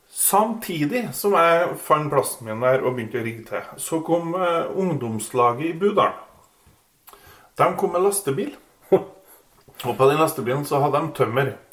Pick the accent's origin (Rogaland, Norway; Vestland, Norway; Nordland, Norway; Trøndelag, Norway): Trøndelag, Norway; Kvål; moved away; jeg er jo fra Kvål.